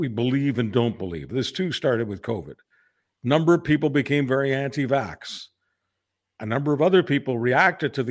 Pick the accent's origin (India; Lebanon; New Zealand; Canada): Canada; we're just Canadian lads